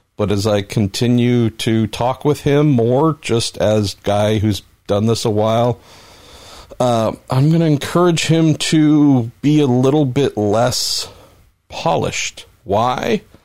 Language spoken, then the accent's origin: English; California, United States; I'm Californian